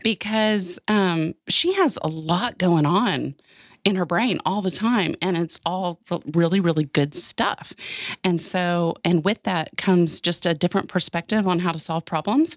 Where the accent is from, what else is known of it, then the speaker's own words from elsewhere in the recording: Austin, Texas, United States; also born or lived in Dallas; I grew up in Austin, Texas